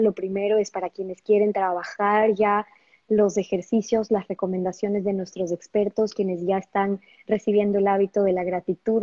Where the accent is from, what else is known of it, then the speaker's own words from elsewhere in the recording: Ecuador; yo soy ecuatoriana